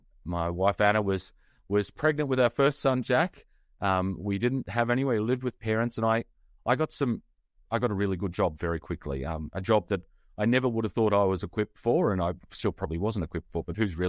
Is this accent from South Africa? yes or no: no; Australia; but I'm Australian.